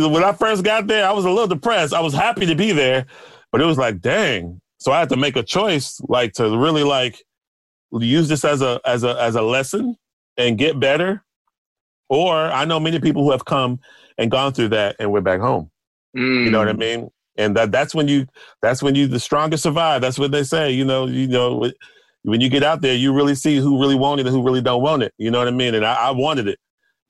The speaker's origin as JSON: {"language": "English", "town": "Houston", "region": "Texas", "country": "United States", "lives_now": "New York, United States", "said": "Because where I was coming from, I came from Houston. You know, I was like the best. I was one of the top in Houston."}